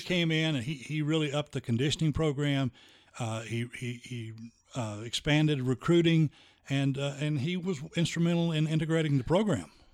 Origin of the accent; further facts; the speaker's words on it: Central City, Kentucky, United States; my hometown, Central City